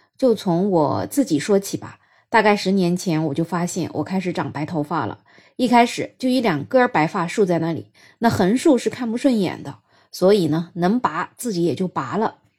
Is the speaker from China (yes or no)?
yes; China; 我们中国人